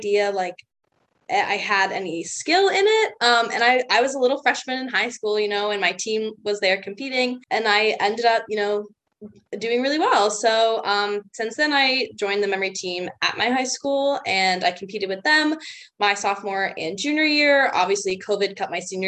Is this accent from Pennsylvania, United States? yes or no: yes; Pennsylvania, United States; I'm from Kansas, Pennsylvania. I went to high school there